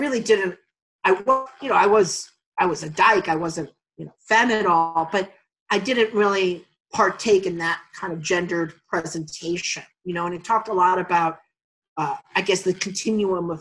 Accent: New York City, New York, United States; moved away as an adult; I grew up in Astoria in the late 70s, 80s, and 90s

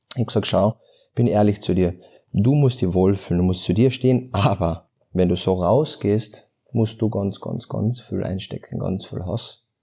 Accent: Klagenfurt, Carinthia, Austria; ich komme aus Klagenfurt

